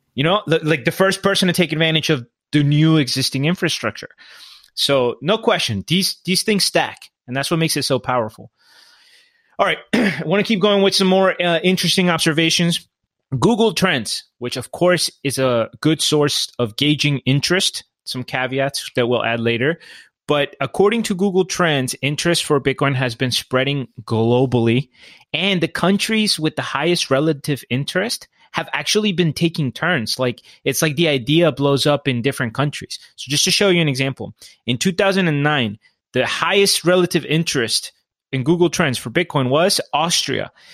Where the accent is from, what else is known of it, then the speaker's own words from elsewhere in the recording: Colombia; I'm from Colombia